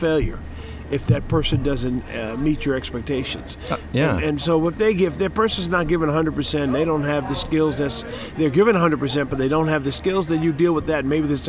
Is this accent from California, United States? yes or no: no; Montclair, New Jersey, United States; moved away as an adult; now in Atlanta, United States; I grew up in New Jersey.